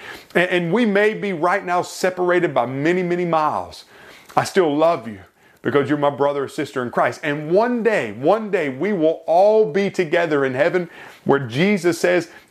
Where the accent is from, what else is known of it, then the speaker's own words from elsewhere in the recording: York, South Carolina, United States; I was born in York, South Carolina.